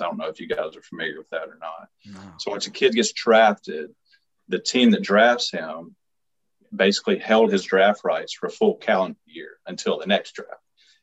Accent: Carrollton, Mississippi, United States; I grew up in Carrollton, Mississippi, a little podunk town in north central Mississippi

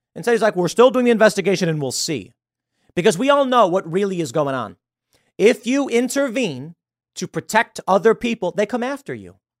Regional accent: Chicago, Illinois, United States; also born or lived in New York; now in West Virginia, United States; I'm from Chicago

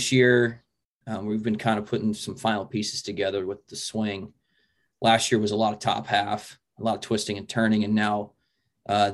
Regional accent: Papillion, Nebraska, United States; I grew up in Papillion, Nebraska, so I'm literally 10 minutes down the road from Bellevue

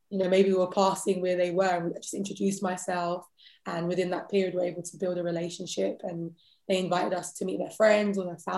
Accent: London, United Kingdom; accent: British; I was born and raised in London.

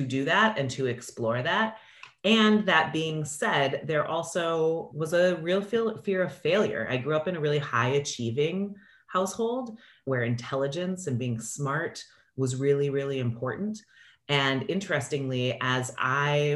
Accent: Minneapolis, Minnesota, United States; also born or lived in Chicago, United States; now in Los Angeles, United States; I grew up in Minneapolis. So I'm a Midwestern girl at heart

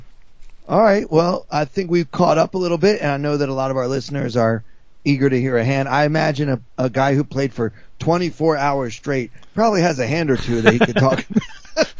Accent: New York City, New York, United States; Comedy clubs in New York City open again next week, and I have some, you know, I have some appearances scheduled here in my hometown

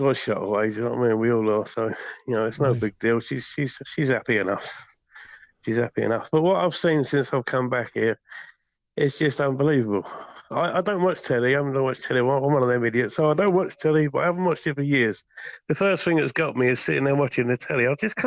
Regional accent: Folkestone, South East England, United Kingdom; I'm from Folkestone Town, sunny Folkestone

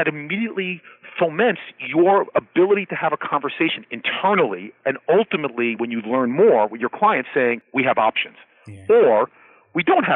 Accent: New York City, New York, United States; a New York City guy

